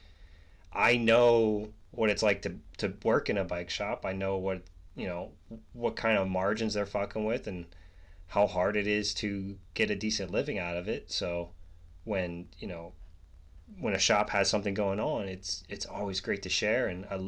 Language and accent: English; Pennsylvania, United States; I'm from Central PA, so I grew up in between Pittsburgh and Philly.